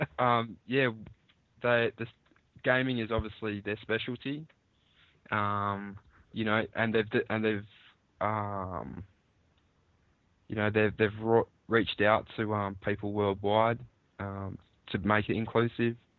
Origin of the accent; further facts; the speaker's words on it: Australia; here in Australia